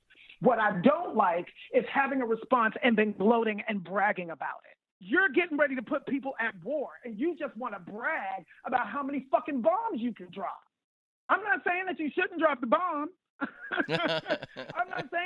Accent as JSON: {"language": "English", "town": "Pittsburgh", "region": "Pennsylvania", "country": "United States", "said": "I'm from Pittsburgh."}